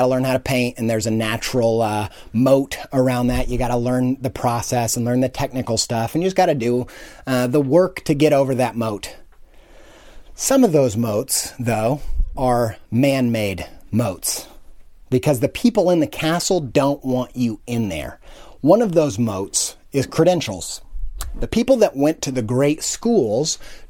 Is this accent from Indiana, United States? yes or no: yes; Indiana, United States; I came from Indiana, from a town and a family that had no culture, no artistic interest, no knowledge of art